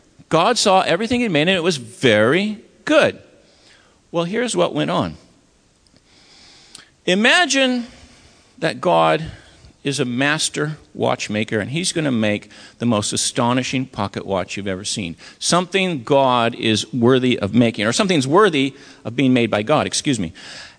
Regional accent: Maine, United States; I'm from Maine, and when I give this talk in northern New England

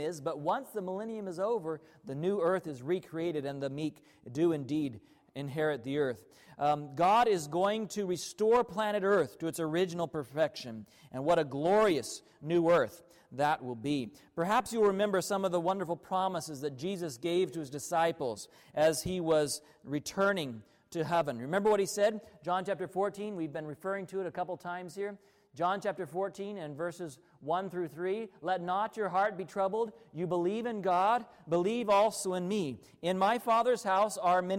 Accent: Arkansas, United States; I grew up in Arkansas

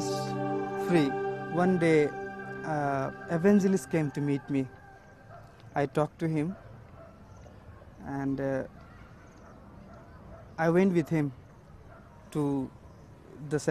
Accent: Jharkhand, India; now in Mizoram, India; I belong to the state of Jharkhand

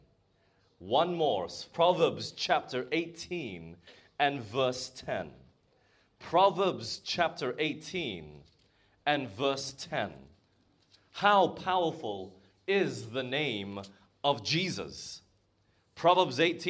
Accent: Malaysia; moved away; I grew up in Malaysia

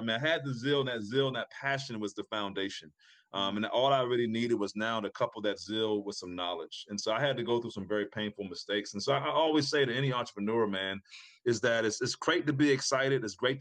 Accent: Prince Frederick, Maryland, United States; This is in my hometown, Prince Frederick, Maryland, where I grew up at.

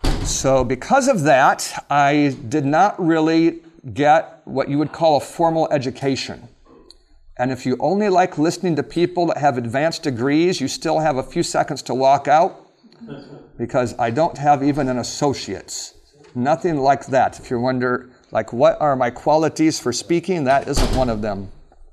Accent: Alaska, United States; And I grew up in Alaska, and my parents had that moving bug where we moved a lot.

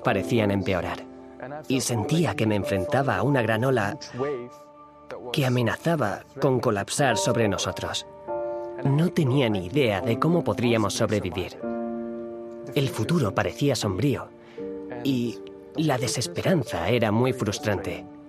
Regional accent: East Germany, Germany; moved away as an adult; also born or lived in Bogenhofen, Austria; now in Austria; Nací en Alemania del Este, en una familia atea, en un entorno social casi completamente secular

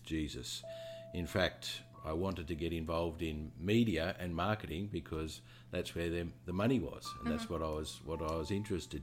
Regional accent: Australia; moved away as an adult; also born or lived in London; now in New Zealand; I'm from Australia

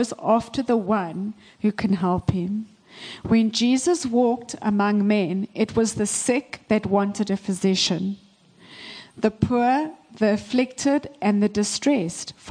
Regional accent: South Africa; moved away as an adult; now in Canada; I was born and raised in South Africa.

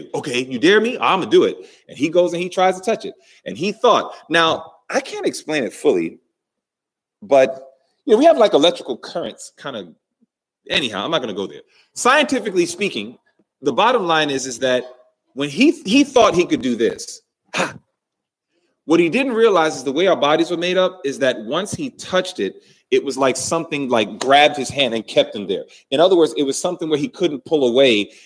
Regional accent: New York City, New York, United States; growing up in New York City, watching that train go

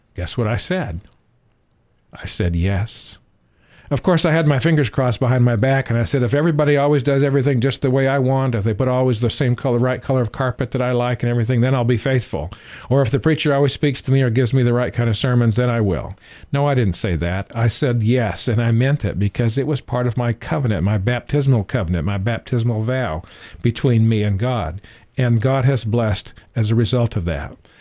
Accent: California, United States; moved away; also born or lived in the South; I was raised in California

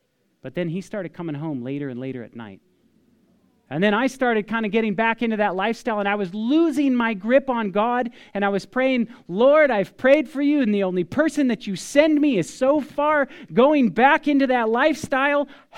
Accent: Paradise, California, United States; I'm this kid from Paradise of California, from all places.

